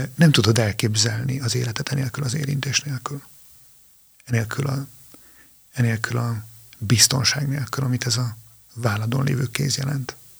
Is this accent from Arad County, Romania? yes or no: yes; Transylvania, Arad County, Romania; moved away as an adult; now in Hungary; én Arad megyében egy kis faluban nőttem fel